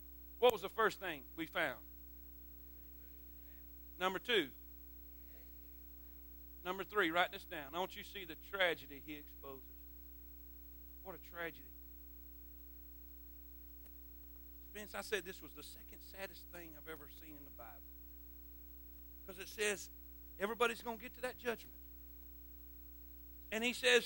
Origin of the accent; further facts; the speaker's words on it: Florida, United States; moved away; I grew up in Florida